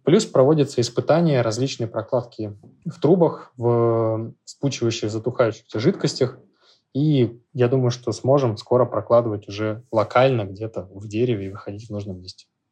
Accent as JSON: {"language": "Russian", "region": "Saint Petersburg", "country": "Russia", "said": "Я, так как из Петербурга, у нас есть определенный фетиш по старению древесины"}